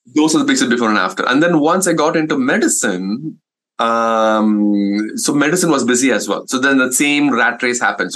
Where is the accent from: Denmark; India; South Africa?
India; English is a second language; moved away as an adult; now in United States; as an Indian community uh, is that uh, um, we don't prioritize our health